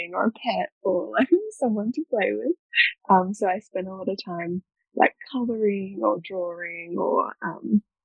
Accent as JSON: {"language": "English", "town": "Mackay", "region": "Queensland", "country": "Australia", "tie": "born or raised there", "said": "I grew up in North Queensland in Australia, which is sort of, I guess that's the state, but I grew up in a little town called Mackay"}